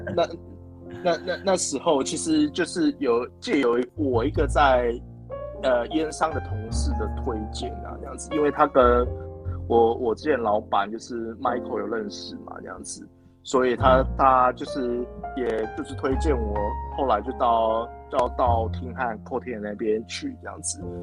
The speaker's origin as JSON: {"language": "Chinese", "region": "Kaohsiung", "country": "Taiwan", "tie": "born or raised there", "moved": "yes", "lives_now": "Taichung, Taiwan", "said": "我是台中人，但是其实我， 对。我自己本身是， 呃，高雄人，然后我其实在高雄出生"}